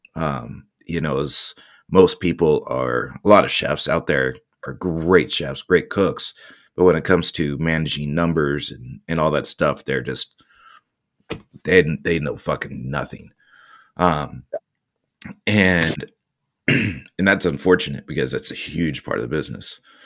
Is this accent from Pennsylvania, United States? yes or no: no; Orange County, Southern California, United States; moved away as an adult; also born or lived in Indianapolis / Dallas; born and raised Southern California, Orange County